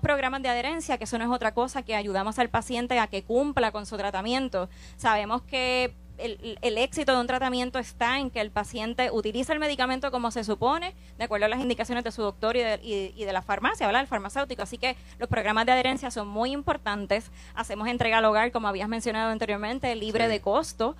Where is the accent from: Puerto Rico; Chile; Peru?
Puerto Rico; Orocovis; yo soy natural de Orocovis